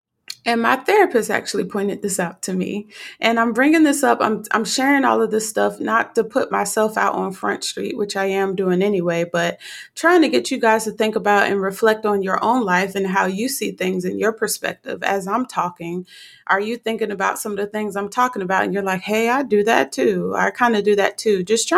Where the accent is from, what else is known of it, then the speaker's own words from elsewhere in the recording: Newark, New Jersey, United States; also born or lived in Livingston, New Jersey / Florence, South Carolina / Virginia / Texas; I was born in Livingston, New Jersey, St. Barnabas. I grew up in Newark, New Jersey, the Bricks, and then relocated to Florence, South Carolina, and then from South Carolina to Virginia, Virginia to Texas.